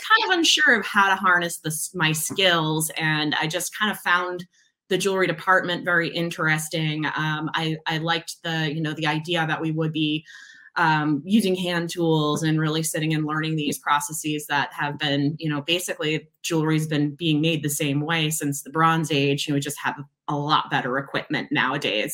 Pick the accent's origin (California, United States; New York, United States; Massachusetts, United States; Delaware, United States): Massachusetts, United States; moved away as an adult; also born or lived in Providence, Rhode Island; now in Seattle, United States; I was born and raised in Massachusetts, not too far from Boston